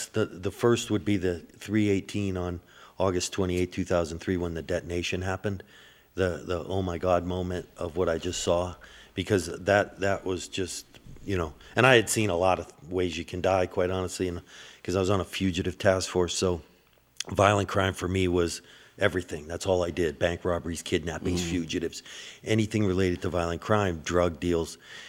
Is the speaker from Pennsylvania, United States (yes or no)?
yes; Erie, Pennsylvania, United States; you know, who is an investigator